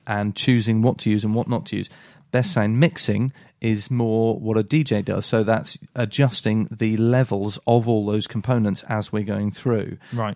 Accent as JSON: {"language": "English", "town": "Salisbury", "region": "South West England", "country": "United Kingdom", "said": "we're from Salisbury"}